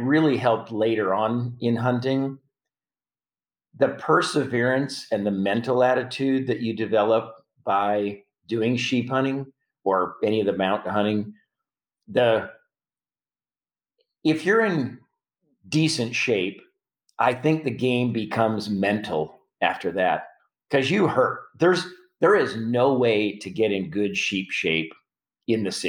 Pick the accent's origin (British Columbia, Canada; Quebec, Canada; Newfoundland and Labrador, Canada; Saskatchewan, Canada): Saskatchewan, Canada; Prince Albert; moved away; I'm from Prince Albert, mm-hmm. Saskatchewan